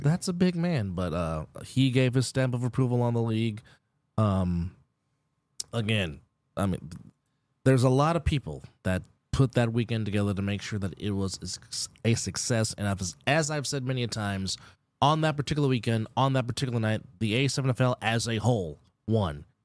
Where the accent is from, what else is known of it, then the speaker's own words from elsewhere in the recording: Bay Area, Northern California, United States; moved away as an adult; now in Las Vegas, United States; I am from the Bay Area, Northern California, born and raised.